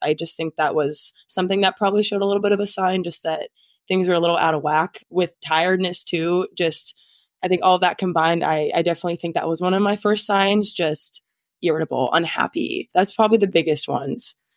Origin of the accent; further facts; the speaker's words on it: Nebraska, United States; moved away as an adult; now in Minnesota, United States; I'm originally from Nebraska